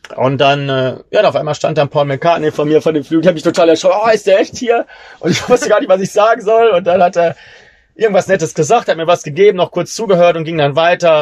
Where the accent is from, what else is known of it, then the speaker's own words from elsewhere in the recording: Germany; ich als Deutscher